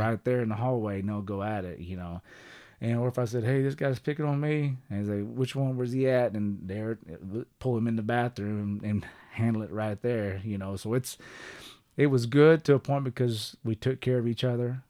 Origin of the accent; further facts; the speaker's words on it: Kellyville, Oklahoma, United States; also born or lived in Sapulpa, Oklahoma / Tulsa, Oklahoma / Jenks, Oklahoma / Texas; growing up in Kellyville